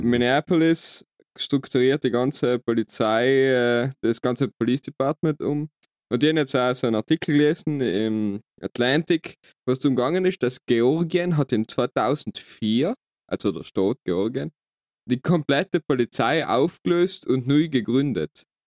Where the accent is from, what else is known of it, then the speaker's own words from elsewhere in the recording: South Tyrol, Trentino-Alto Adige, Italy; wir haben halt das Glück, da geboren worden zu sein